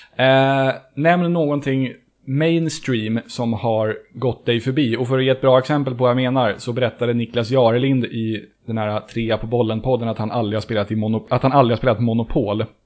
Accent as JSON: {"language": "Swedish", "town": "Stockholm", "region": "Stockholm County", "country": "Sweden", "said": "jag är också från Söder ursprungligen"}